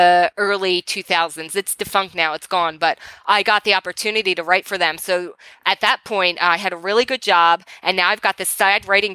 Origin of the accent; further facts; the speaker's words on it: Philadelphia, Pennsylvania, United States; moved away as an adult; now in Los Angeles, United States; I am from the East Coast. I'm from Philadelphia originally